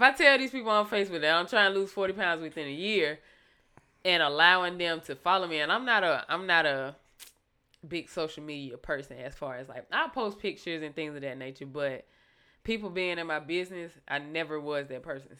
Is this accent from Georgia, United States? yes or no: yes; Thomson, Georgia, United States; also born or lived in Fort Leavenworth, Kansas / Alaska; I say Thompson is my hometown